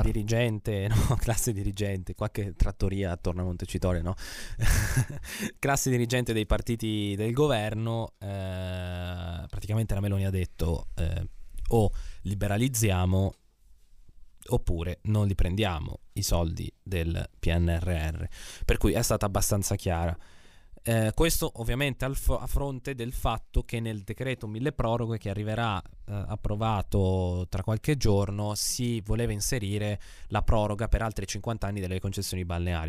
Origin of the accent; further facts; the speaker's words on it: Emilia-Romagna, Italy; io sono dell'Emilia Romagna